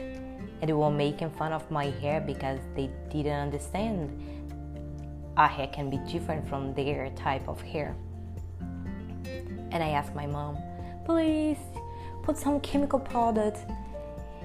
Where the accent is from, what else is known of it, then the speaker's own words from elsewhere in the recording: Brasília, Federal District, Brazil; first language Portuguese; English is a second language; moved away; also born or lived in Salvador, Bahia, Brazil; when I was at the age of 3 years old, I moved to Brasilia, the capital of Brazil. And I grew up there.